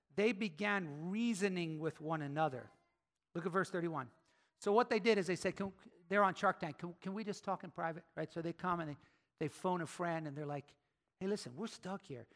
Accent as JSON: {"language": "English", "town": "Philadelphia", "region": "Pennsylvania", "country": "United States", "said": "I'm from Philly, right?"}